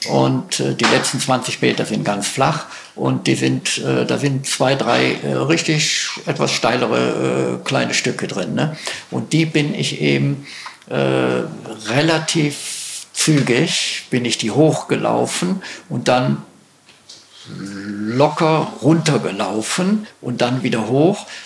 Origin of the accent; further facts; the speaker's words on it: Schleswig-Holstein, Germany; ja, wir haben, ich bin aus Schleswig-Holstein, wir haben auch einen